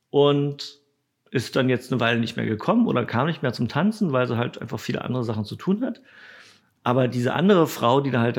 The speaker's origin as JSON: {"language": "German", "town": "Potsdam", "region": "Brandenburg", "country": "Germany", "said": "Nee, ich bin aus Potsdam."}